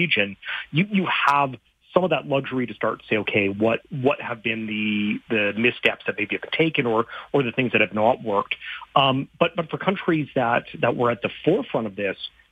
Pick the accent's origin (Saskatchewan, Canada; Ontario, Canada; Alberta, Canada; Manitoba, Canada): Saskatchewan, Canada; I grew up in Saskatchewan